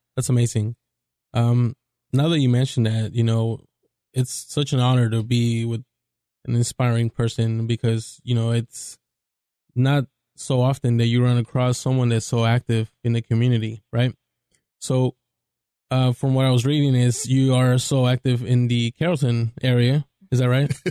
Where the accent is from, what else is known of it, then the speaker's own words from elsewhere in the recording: Mexico City, Mexico; I'm from Mexico City